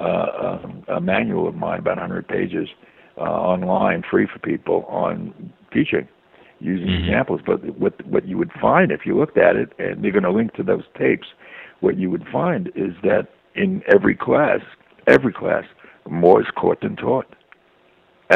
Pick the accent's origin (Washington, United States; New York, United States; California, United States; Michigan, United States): New York, United States; New York City; me growing up in Brooklyn, which I would call Brooklyn strong culture